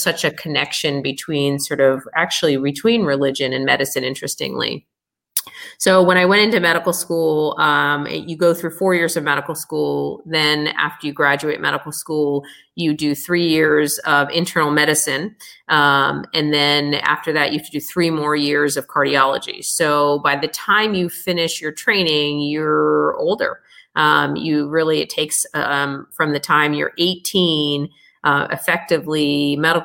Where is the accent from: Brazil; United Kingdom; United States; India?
United States; being American born